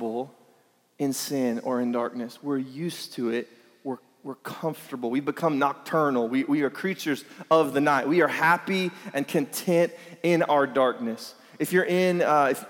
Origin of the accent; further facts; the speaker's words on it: Lake Elsinore, California, United States; we're from Elsinore, and there's nothing else